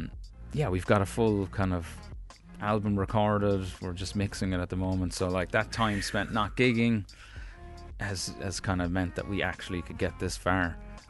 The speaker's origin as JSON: {"language": "English", "country": "United States", "tie": "born there", "said": "Maybe I am one, actually, because I was born in America."}